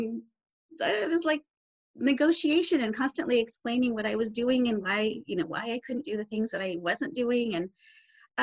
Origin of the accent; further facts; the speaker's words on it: Southern California, United States; I grew up in Southern California